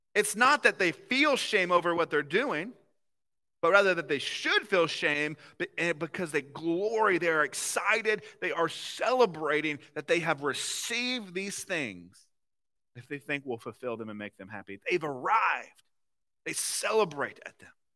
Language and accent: English; the South, United States; accent: southern; now in Ohio, United States; I'm from somewhere where the sweet tea is a little bit more like syrup